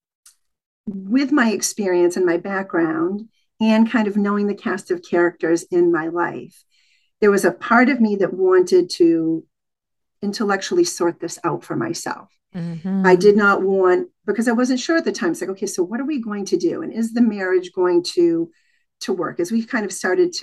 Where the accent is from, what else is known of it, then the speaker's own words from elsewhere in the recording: New England, United States; I grew up in New England